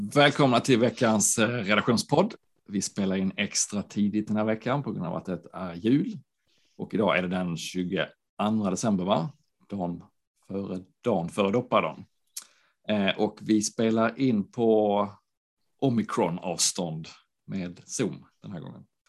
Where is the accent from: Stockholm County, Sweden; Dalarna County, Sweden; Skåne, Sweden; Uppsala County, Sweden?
Skåne, Sweden; Landskrona; Landskrona, min hemstad